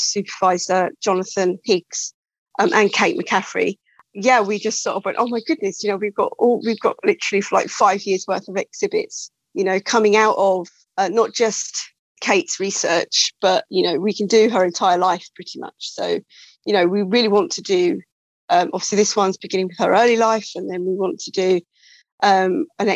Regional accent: England, United Kingdom; being English

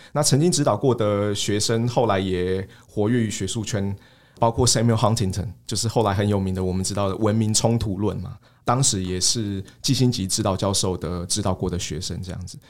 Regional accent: Taiwan; 我们身为台湾人

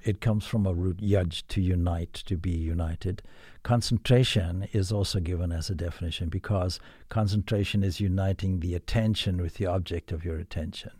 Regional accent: Zimbabwe; now in Ireland; I come from Zimbabwe

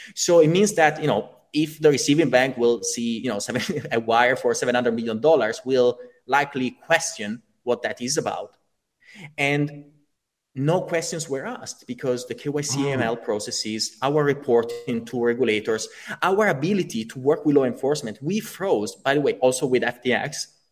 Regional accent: Italy; I come from Italy

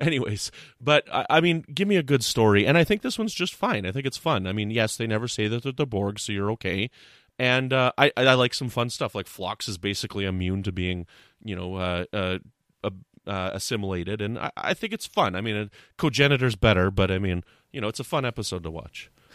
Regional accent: Canada; I'm a Canadian.

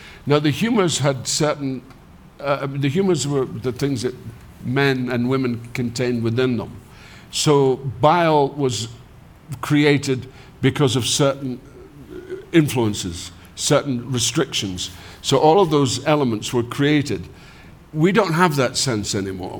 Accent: Scotland, United Kingdom; moved away as an adult; I'm a Scot

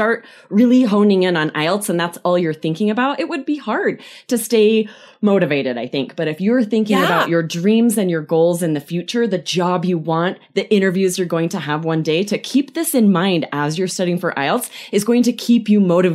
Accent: Idaho, United States; moved away as an adult; also born or lived in Brussels, Belgium / Arizona; I'm originally from Idaho, so I'm a bit of a country girl. I grew up on a farm in a very rural area

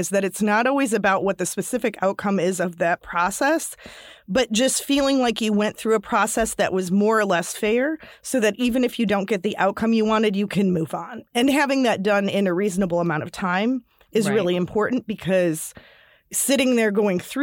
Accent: Michigan, United States; I grew up in Michigan

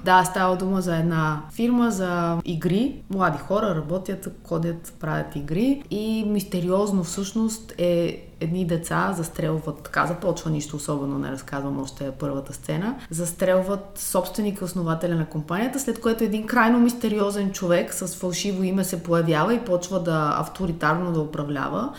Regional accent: Varna, Varna Province, Bulgaria; моя роден град Варна

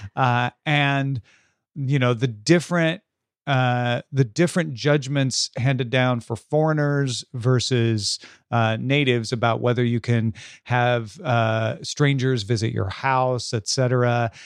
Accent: United Kingdom; as a British person who loved seeing the Egyptian stuff in the British Museum as a child

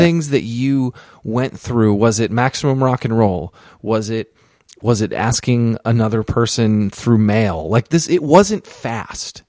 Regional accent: East Coast, United States; I grew up on the East Coast. I grew up in a small town

